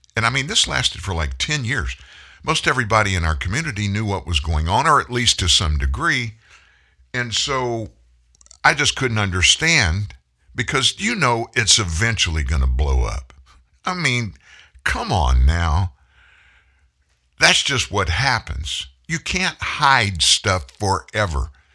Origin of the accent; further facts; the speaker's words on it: Louisiana, United States; I'm from Louisiana